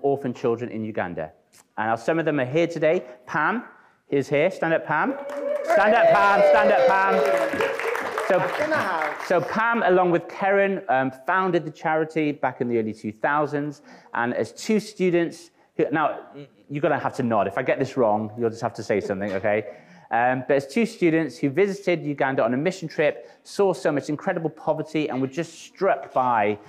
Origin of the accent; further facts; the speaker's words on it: North Wales, United Kingdom; now in Winchester, United Kingdom; I'm actually from Wales, okay? So it's good to be home. I am from God's country, though, North Wales